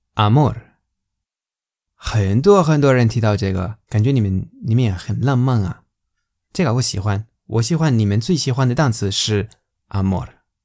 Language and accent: Chinese; Valencian Community, Spain; Chinese is a second language; moved away; 这是在我家乡， 这是巴连西亚